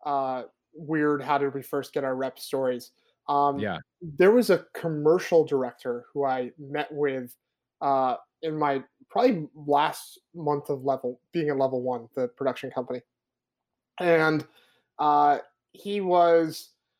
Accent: East Coast, United States; moved away as an adult; also born or lived in Arizona; I grew up on the East Coast. I moved out to Arizona, went to college in Arizona State

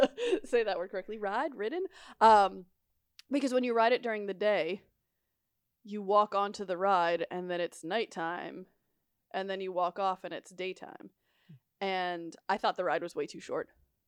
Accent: Boston, Massachusetts, United States; moved away; I'm from Boston.

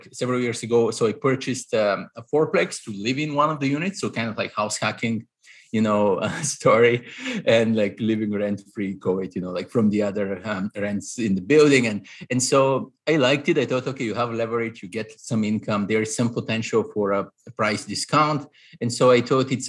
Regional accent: Bulgaria; moved away as an adult; now in New York, United States; I'm Eastern European, Bulgarian originally. So I grew up in Eastern Europe. I came to the US at 22 for my master's

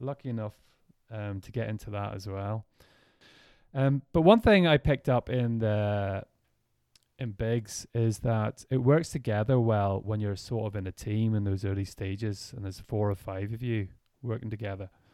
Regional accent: Ireland; we're from Ireland

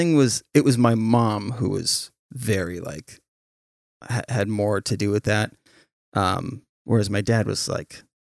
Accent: St. Helens, Oregon, United States; And that little girl was from my hometown in St. Helens.

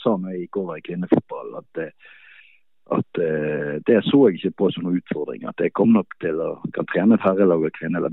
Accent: Bergen, Vestland, Norway; moved away as an adult; also born or lived in Drammen, Norway; now in Munich, Germany; så er jeg jo bergenser, jeg var der i nesten fire år, og da ville jeg hjem igjen

